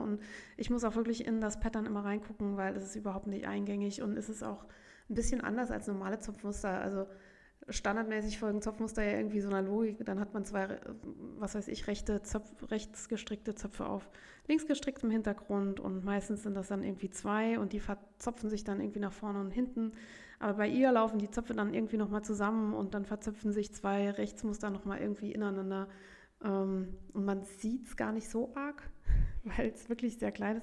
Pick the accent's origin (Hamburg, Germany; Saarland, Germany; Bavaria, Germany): Saarland, Germany; Saarbrücken; bei uns in Saarbrücken